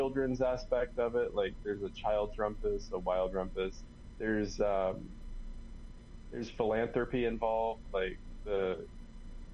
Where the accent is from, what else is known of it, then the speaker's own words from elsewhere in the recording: Jacksonville, Florida, United States; I grew up in Jacksonville